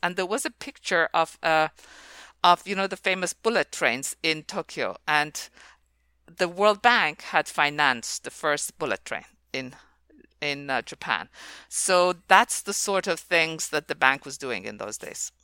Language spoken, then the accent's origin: English; Iran; moved away as an adult; also born or lived in Oxford; I was born in Iran